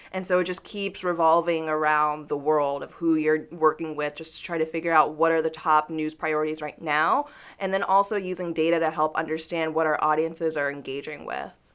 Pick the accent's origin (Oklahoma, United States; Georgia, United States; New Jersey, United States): Georgia, United States; Newnan; I grew up in Noonan, Georgia